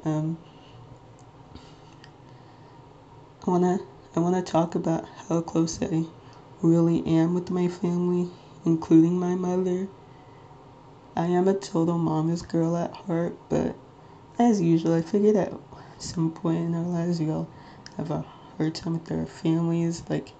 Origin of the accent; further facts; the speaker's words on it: Nigeria; I am Nigerian, like 99.9% Nigerian.